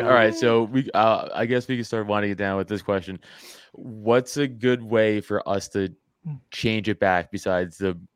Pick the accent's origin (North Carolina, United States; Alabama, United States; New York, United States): New York, United States; New York City; I grew up in Staten Island.